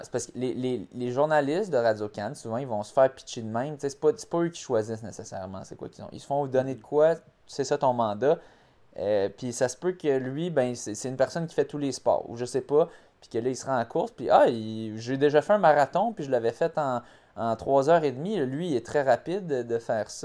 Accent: Montreal, Quebec, Canada; ma ville, où est-ce que j'ai grandi, j'ai passé 29 ans de ma vie

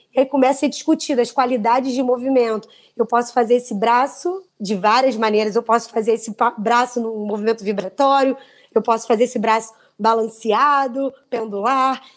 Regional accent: Brazil; Nós somos brasileiros

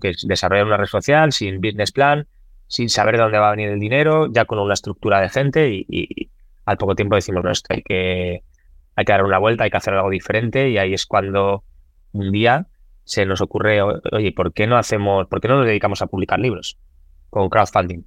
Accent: Spain; also born or lived in Lahti, Finland; lo que había vivido en, España

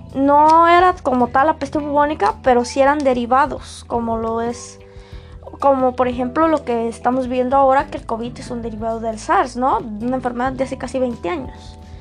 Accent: Mexico

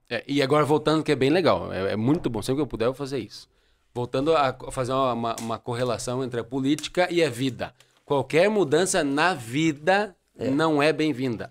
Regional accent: Brazil; also born or lived in União da Vitória, Paraná; como brasileiro, como cidadão

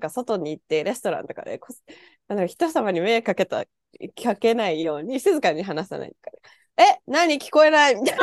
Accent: Japan; moved away as an adult; now in Canada; 私も日本で生まれ育ってるので

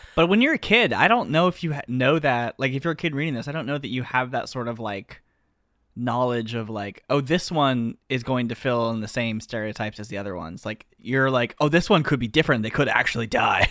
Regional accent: the South, United States; I'm from the South.

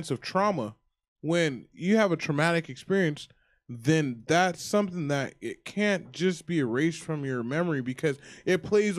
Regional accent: California, United States; I told him I was from California

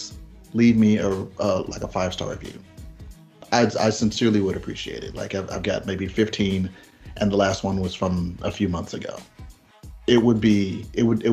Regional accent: Birmingham, Alabama, United States; a kid from Birmingham

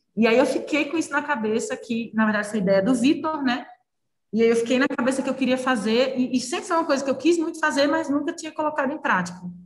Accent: Recife, Pernambuco, Brazil; moved away as an adult; also born or lived in Brasília; eu sou de Recife, é, eu não tinha muitos amigos em em Brasília

